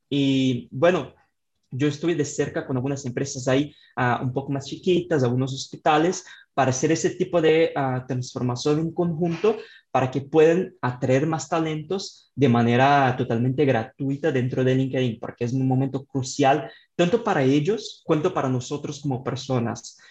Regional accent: Brazil; Spanish is a second language; yo soy de Brasil, entonces tengo este acento ahí bastante fuerte

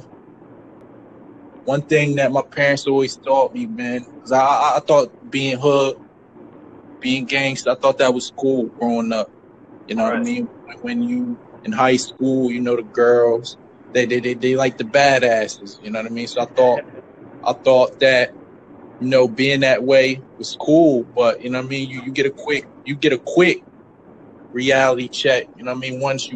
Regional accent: Camden, New Jersey, United States; I grew up in New Jersey. I grew up in Camden.

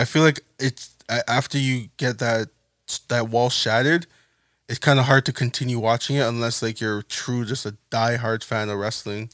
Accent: Toronto, Ontario, Canada; we're from Toronto

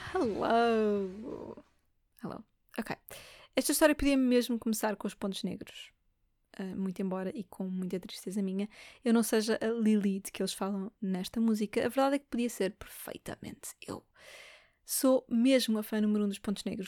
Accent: Lisbon, Portugal; Eu sou de Lisboa

